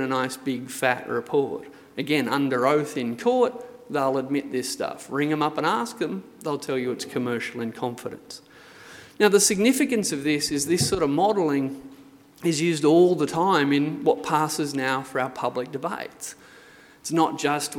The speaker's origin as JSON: {"language": "English", "area": "Hunter Valley", "region": "New South Wales", "country": "Australia", "tie": "born or raised there", "said": "I grew up in the Hunter Valley"}